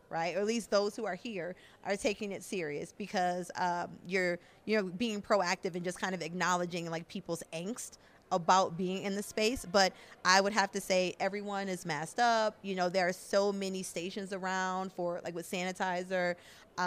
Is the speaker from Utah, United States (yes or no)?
no; Buffalo, New York, United States; now in Austin, United States; originally, I am from Buffalo, New York